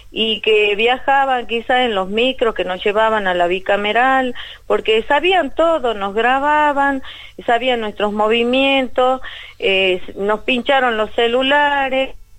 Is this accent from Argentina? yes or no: yes; Argentina; los argentinos tenemos que, que destaparnos ya